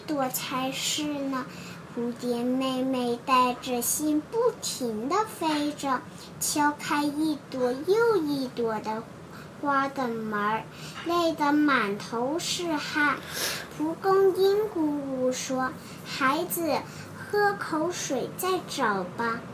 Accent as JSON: {"language": "Chinese", "country": "Hong Kong", "said": "我来自香港"}